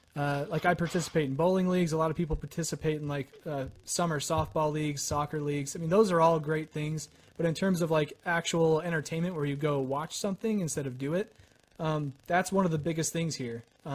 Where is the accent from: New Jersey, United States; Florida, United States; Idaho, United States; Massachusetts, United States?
Idaho, United States; Idaho Falls; here in my hometown of Idaho Falls.